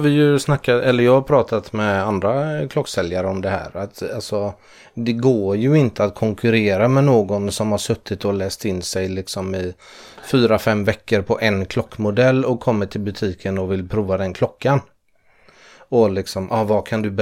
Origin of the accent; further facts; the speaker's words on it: Malmö, Skåne, Sweden; Mystiskt är ju fördomsfullt bara för jag är från Malmö.